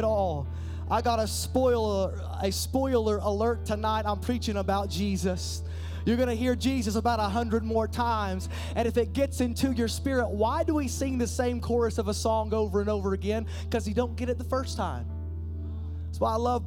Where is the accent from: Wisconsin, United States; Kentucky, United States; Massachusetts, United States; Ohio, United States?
Kentucky, United States; Eastern; I'm just a hillbilly from Eastern Kentucky